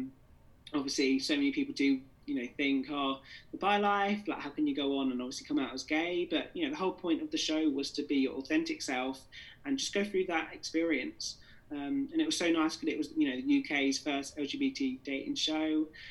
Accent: Jamaica; Yeah, I think obviously, you know, being Jamaican and obviously being with that dual heritage, I had lots of people from all over the world actually just, you know, asking me for advice of how they should come out.

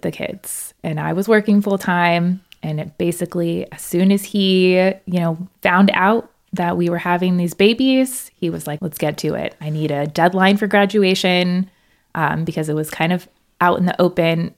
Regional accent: Central Florida, United States; moved away as an adult; also born or lived in Gainesville, Florida; now in Madison, United States; I am from Florida. I grew up in the Central Florida area

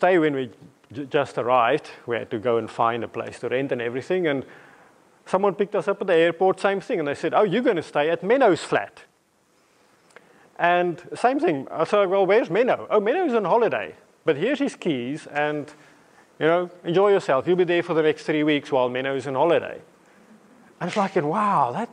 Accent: South Africa; moved away as an adult; also born or lived in England / Namibia; now in Watford, United Kingdom; growing up in South Africa

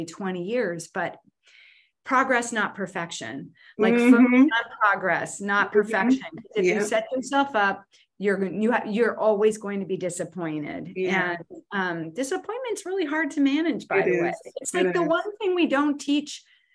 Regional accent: New Jersey, United States; moved away; I'm originally from New Jersey

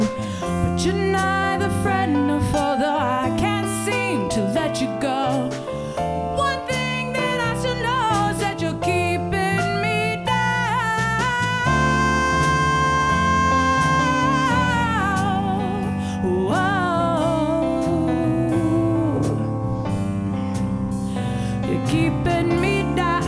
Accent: Las Vegas, Nevada, United States; now in Ogden, United States; I'm from Vegas

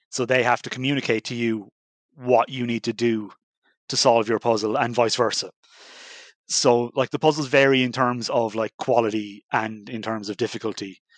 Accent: Ireland; we're a group of straight white men with beards. Yeah. No, our edge is that we're Irish

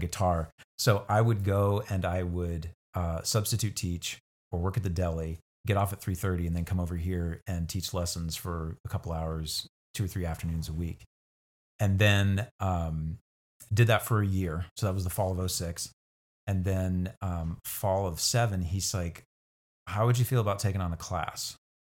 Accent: Hutchinson, Kansas, United States; also born or lived in McPherson, Kansas / Inman, Kansas; born elsewhere, but moved to Hutchinson with my family at the age of two. Um, and so I was raised in Hutch from age two until I came actually to Central here as a freshman

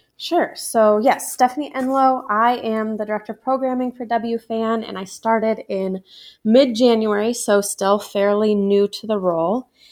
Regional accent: Ames, Iowa, United States; also born or lived in Des Moines, Iowa; I grew up in Ames, Iowa

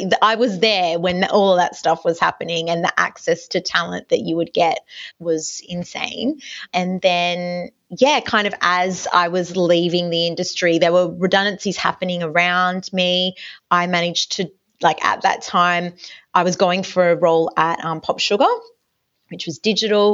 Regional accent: Newcastle, New South Wales, Australia; I grew up in Newcastle. I was studying there at Newcastle Uni

